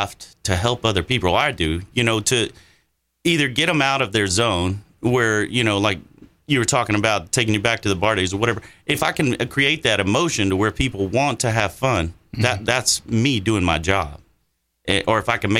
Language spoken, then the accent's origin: English; Texas, United States; I'm from Texas